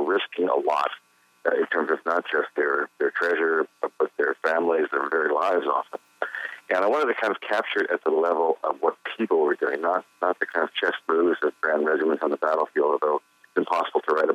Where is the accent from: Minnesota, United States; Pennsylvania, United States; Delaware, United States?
Delaware, United States; now in North Carolina, United States; I was raised in Delaware.